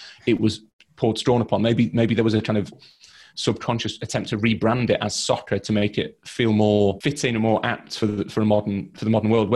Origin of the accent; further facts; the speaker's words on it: Leeds, Yorkshire and the Humber, United Kingdom; I'm from Leeds.